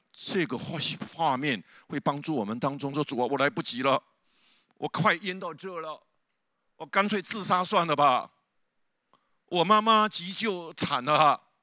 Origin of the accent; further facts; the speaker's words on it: southern Taiwan, Taiwan; 我是南部乡下长大的，我家里旁边就有一个很大糖厂的农场的那个烟囱